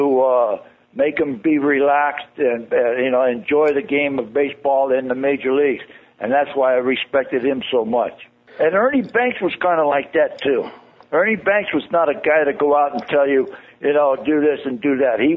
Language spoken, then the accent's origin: English; California, United States; I'm from California, born and raised.